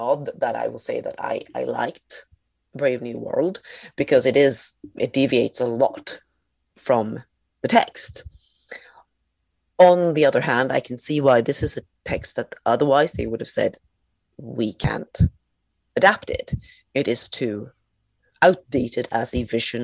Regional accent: Sweden; growing up in Sweden in the 80s and 90s

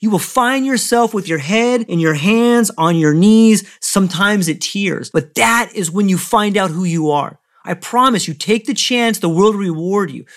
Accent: San Diego, California, United States; moved away as an adult; also born or lived in Hawaii; I come from, I was born in San Diego

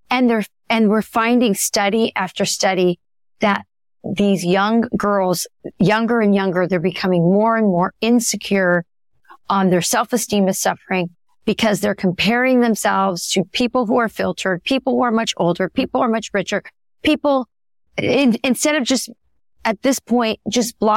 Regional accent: Southwest, United States; Yeah, because I am from the Southwest.

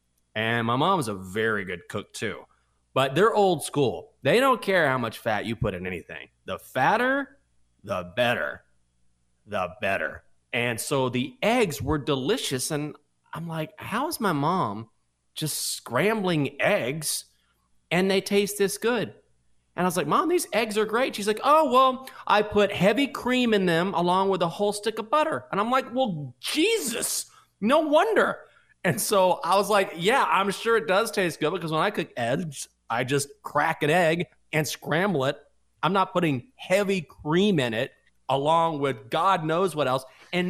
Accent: Breckenridge, Texas, United States; That I grew up in Breckenridge, Texas, which is way out west Texas.

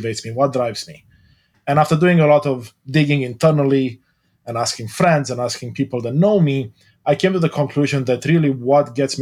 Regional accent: Romania; now in Canada; I was born in Romania, moved to Canada

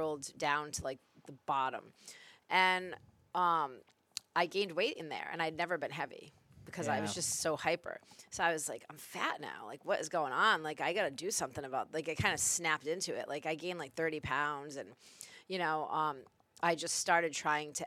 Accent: Coventry, Rhode Island, United States; also born or lived in Providence, Rhode Island; I moved from Providence to Coventry when I was like 10

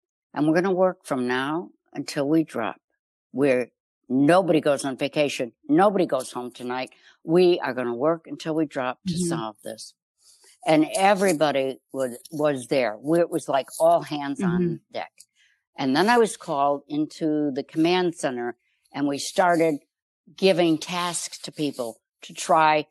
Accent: Chicago, Illinois, United States; I grew up in Chicago.

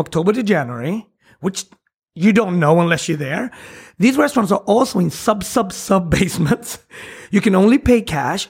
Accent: Sweden; English is a second language; moved away as an adult; also born or lived in Switzerland; now in New York City, United States; I grew up in Sweden

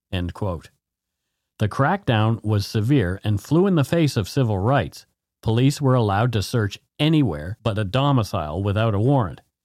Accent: Canada; We are ordinary Canadian schmucks

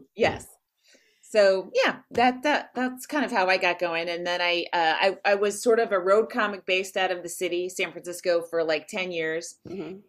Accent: Walnut Creek, California, United States; I'm from Walnut Creek

